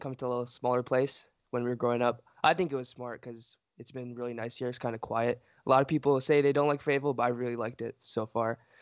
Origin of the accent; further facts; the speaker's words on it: Fayetteville, United States; also born or lived in Bronx, New York City / Philadelphia; we moved to Philadelphia and then Fayetteville. I've been here, I think, fif-, fourteen, fifteen years.